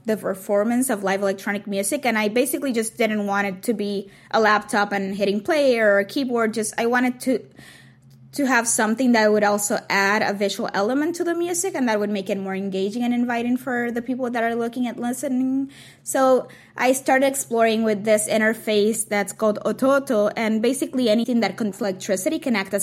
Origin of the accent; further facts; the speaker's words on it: Puerto Rico; when I was growing up in Puerto Rico